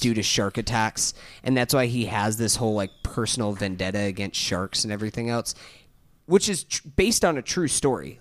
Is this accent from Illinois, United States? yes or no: no; Tallahassee, Florida, United States; we're from Tallahassee.